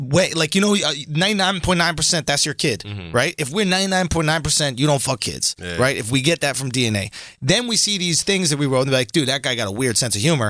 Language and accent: English; Boston, Massachusetts, United States; I grew up in Boston